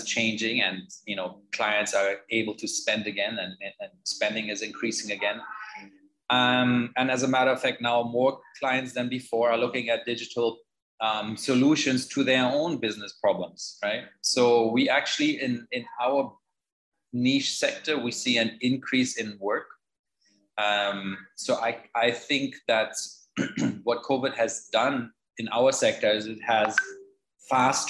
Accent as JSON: {"language": "English", "country": "Germany", "moved": "as an adult", "lives_now": "Jamaica", "said": "I'm originally from Germany. I came to Jamaica"}